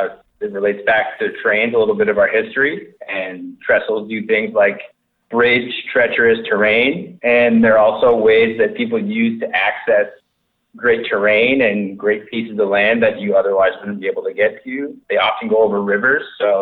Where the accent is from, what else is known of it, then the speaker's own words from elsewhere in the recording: East Coast, United States; So I grew up on the East Coast, riding and racing mountain bikes. Learned how to ski at a young age.